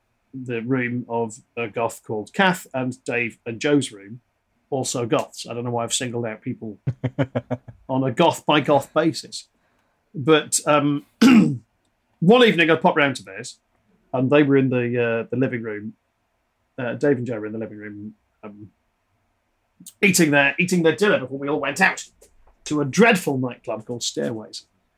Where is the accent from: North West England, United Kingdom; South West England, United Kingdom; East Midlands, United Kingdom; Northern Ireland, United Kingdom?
North West England, United Kingdom; Liverpool; I hide it well, but I am Scouse. I never had the accent. But I'm from Liverpool.